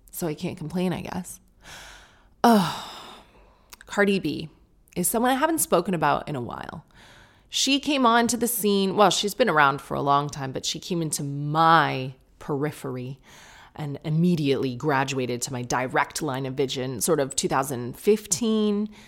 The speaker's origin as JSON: {"language": "English", "country": "United Kingdom", "said": "I'm being British"}